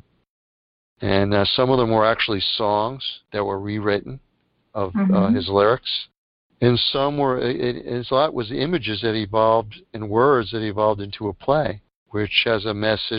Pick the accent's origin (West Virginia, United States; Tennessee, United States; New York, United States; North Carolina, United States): New York, United States; New York City; I was born in Bronx, New York.